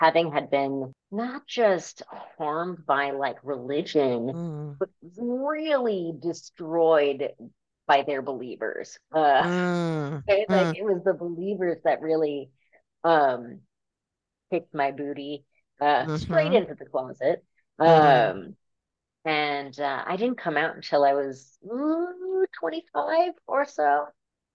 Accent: New York, United States; I grew up in New York

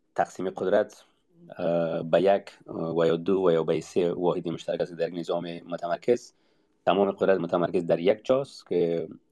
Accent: Afghanistan; منی تاجیک وقتی که افغان میشم دیگر به قیمت تاجیک بودنم تمام

